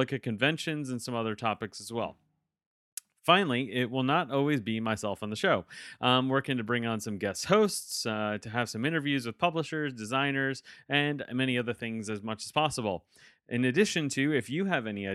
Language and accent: English; New York, United States; moved away; I'm originally from New York